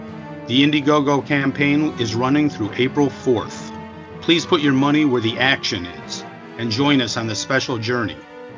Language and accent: English; Western New York, United States